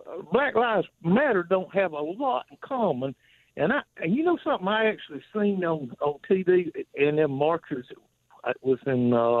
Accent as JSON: {"language": "English", "region": "the South", "country": "United States", "tie": "born or raised there", "lives_now": "Easley, United States", "said": "I grew up in the South in the 60s."}